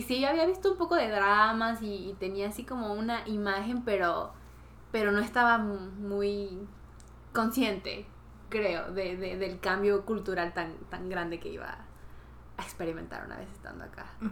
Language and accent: Spanish; Peru; now in South Korea; soy de Perú.